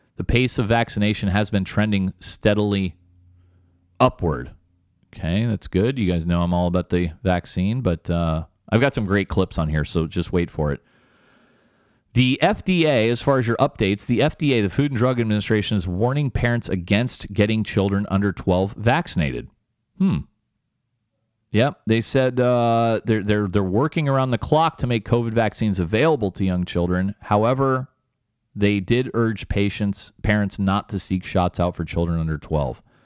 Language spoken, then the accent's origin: English; United States; I'm American